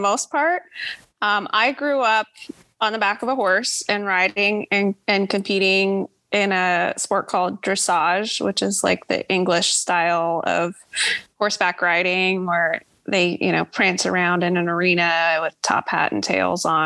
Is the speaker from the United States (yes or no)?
yes; Oahu, Hawaii, United States; moved away; I was born and raised on a horse ranch, on the island of Oahu